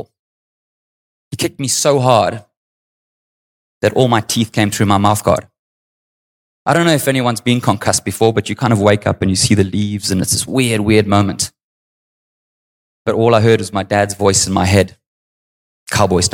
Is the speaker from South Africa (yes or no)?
yes; South Africa; I grew up in apartheid South Africa.